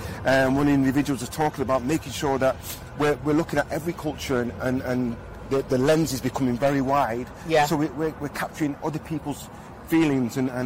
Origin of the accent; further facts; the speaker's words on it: Manchester, North West England, United Kingdom; I have 6 sisters and 3 brothers, and we grew up in Manchester